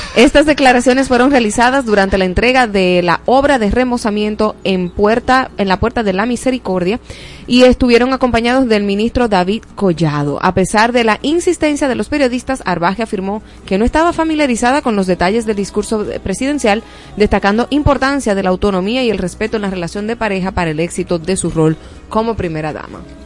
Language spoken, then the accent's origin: Spanish; Dominican Republic